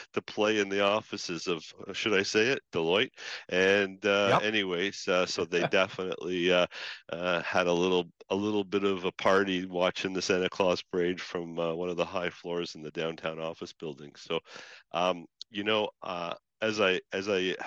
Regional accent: Canada; also born or lived in Toronto; We're Canadians through and through

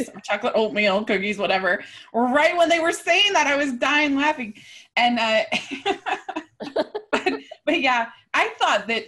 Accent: Maryland, United States; I grew up in Maryland

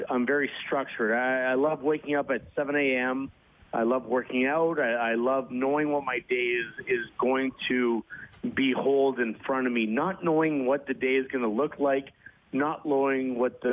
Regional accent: Canada; being Canadian

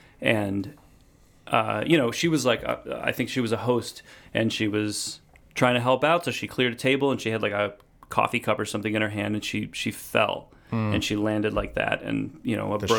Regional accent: Wheeling, Illinois, United States; Yeah, I grew up in Wheeling, Illinois, which is, you know, suburb.

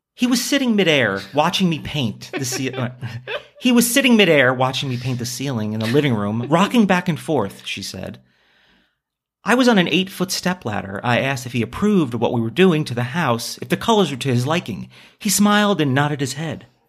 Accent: New York, United States; born or raised there

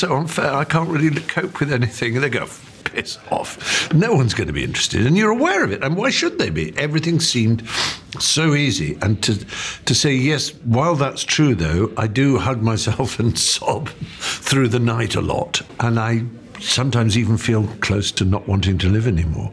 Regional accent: England, United Kingdom; as an English

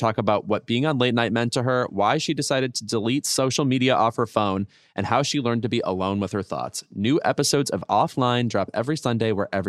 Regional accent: Lemont, Illinois, United States; he said I was from Joliet, Illinois. Not true. I'm from Lamont

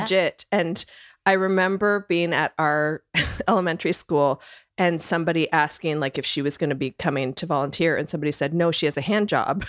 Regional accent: Canada; moved away; I'm Canadian and we didn't, it's a different system

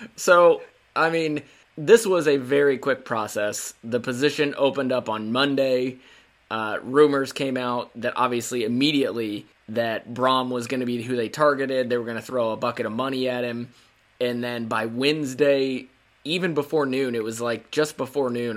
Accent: Indiana, United States; moved away as an adult; also born or lived in Virginia; now in Maryland, United States; I grew up in Indiana, lived my whole life in Indiana um, moved out to Virginia back in 2014 and then have lived in Maryland since 2015

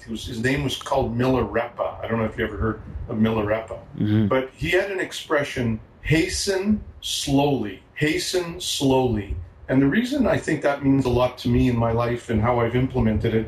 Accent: Montreal, Quebec, Canada; moved away; I'm originally from Montreal.

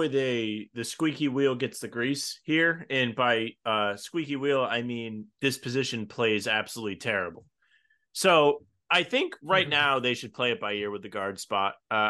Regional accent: Rhode Island, United States; I'm from Rhode Island, dude.

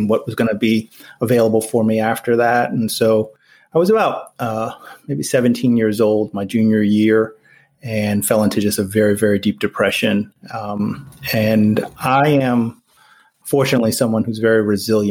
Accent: New Jersey, United States; I'm from New Jersey, so my school district, when I was nine, recommended me being placed in a special education classroom

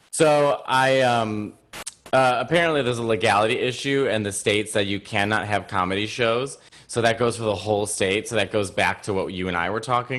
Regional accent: New York City, New York, United States; I'm a New Yorker.

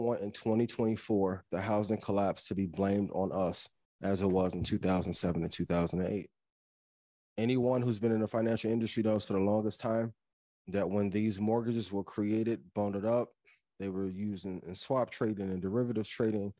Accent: East Chicago, Indiana, United States; my hometown of East Chicago, Indiana.

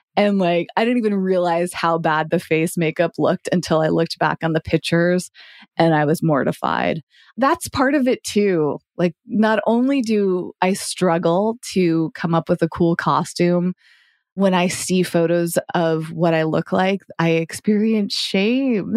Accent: Massachusetts, United States; growing up in Massachusetts

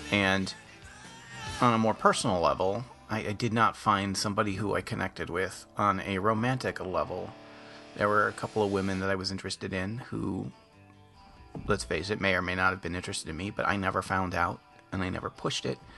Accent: Ann Arbor, Michigan, United States; also born or lived in Sault Ste. Marie, Michigan; I had left my hometown of Ann Arbor, Michigan, hoping never to return.

